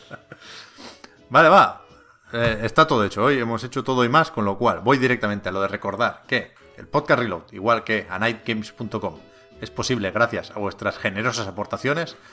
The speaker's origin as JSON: {"language": "Spanish", "town": "Tiana", "region": "Catalonia", "country": "Spain", "said": "Yo soy de Tiana, eh, un pueblo aquí cerca de Barcelona"}